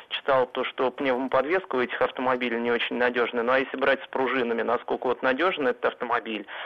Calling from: Moscow Oblast, Russia; А, добрый день … я из Подмосковья.

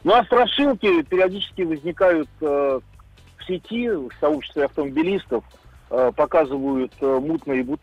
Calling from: Kaliningrad, Kaliningrad Oblast, Russia; Э, я звоню из Калининграда.

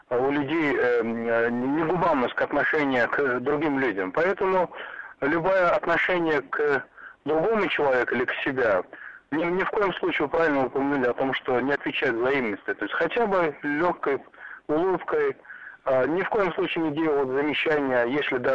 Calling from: Novorossiysk, Krasnodar Krai, Russia; меня, я из э, города Новороссийска, Краснодарского края, но я уже 4 года не езжу

